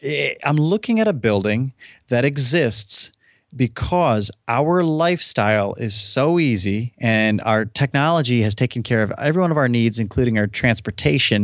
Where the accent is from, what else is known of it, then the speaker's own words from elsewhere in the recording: United States; I was born in the United States